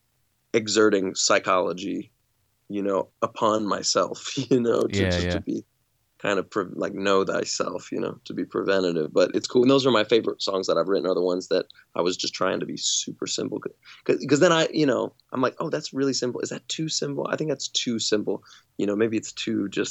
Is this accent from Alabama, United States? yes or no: yes; Alabama, United States; also born or lived in California; when I moved from California to Alabama as a 6-year-old